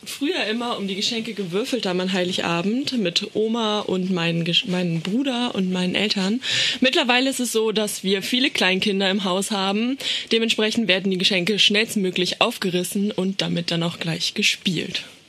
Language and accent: German; Gifhorn, Lower Saxony, Germany; aus Gifhorn, das liegt in Niedersachsen